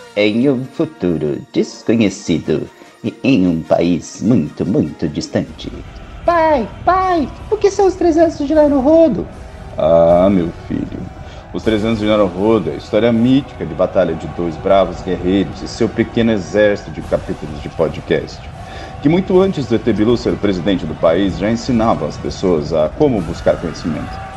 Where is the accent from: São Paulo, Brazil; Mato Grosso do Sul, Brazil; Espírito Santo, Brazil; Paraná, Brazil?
Mato Grosso do Sul, Brazil; Campo Grande; eu sou de Campo Grande, Mato Grosso do Sul